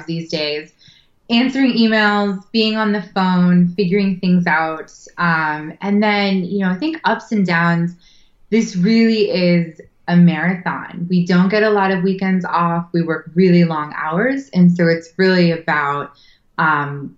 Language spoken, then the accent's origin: English; Berkeley, California, United States; I was born in Berkeley, so I grew up around, you know, the area I live now